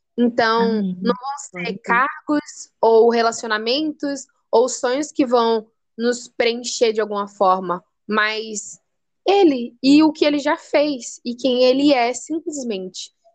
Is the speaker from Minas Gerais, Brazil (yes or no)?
no; Salvador, Bahia, Brazil; sou de Salvador